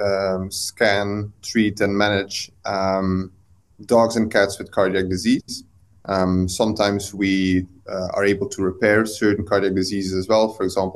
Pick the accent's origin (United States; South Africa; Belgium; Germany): Belgium; moved away as an adult; now in United Kingdom; I'm originally from Belgium.